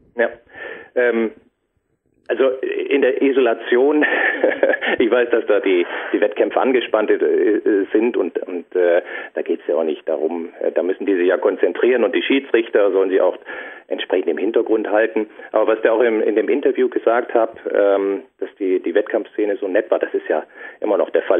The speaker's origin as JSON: {"language": "German", "town": "Düsseldorf", "region": "North Rhine-Westphalia", "country": "Germany", "tie": "born or raised there", "moved": "yes", "lives_now": "Franconia, Germany", "said": "ich bin gebürtiger Düsseldorfer, dann eben nach Franken gezogen, in die Fränkische"}